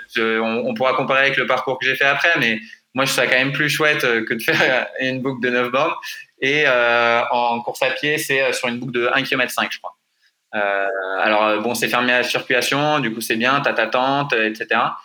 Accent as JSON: {"language": "French", "country": "France", "said": "on est français"}